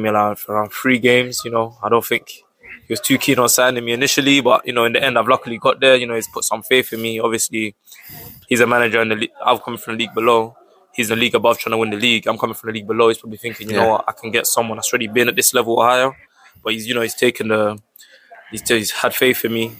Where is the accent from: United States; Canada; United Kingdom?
United Kingdom; Bromley, London; born or raised there